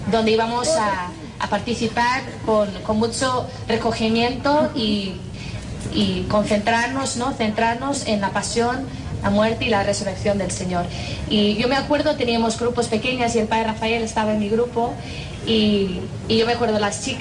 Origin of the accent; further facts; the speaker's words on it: Ireland; accent: Irish; Spanish is a second language; Y, y yo, y además yo hablo con un acento muy fuerte de, Irlanda y nadie me entiende.